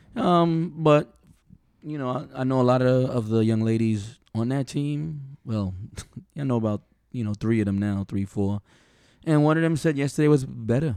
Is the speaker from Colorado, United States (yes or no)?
no; New York, United States; I'm from New York, I'm from some bad areas